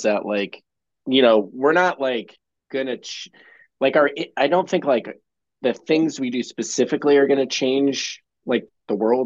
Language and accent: English; Medina, Ohio, United States; I actually am from like a town down the road, Medina, which is super small